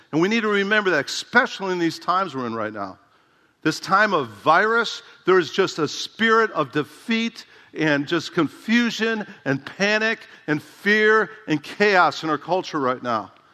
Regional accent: Dubuque, Iowa, United States; trained at Emmaus Bible College in my hometown

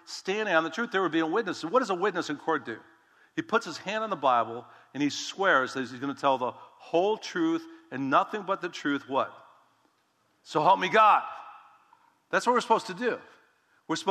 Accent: United States; I'm an American. Come on, I'm a Christian.

